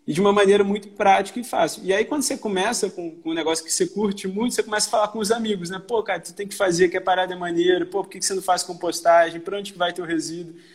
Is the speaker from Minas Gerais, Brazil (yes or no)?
yes; Belo Horizonte, Minas Gerais, Brazil; accent: mixed mineiro/carioca; now in Rio de Janeiro, Brazil; eu sou mineiro, sou de, de, de BH, mas moro no Rio já vai fazer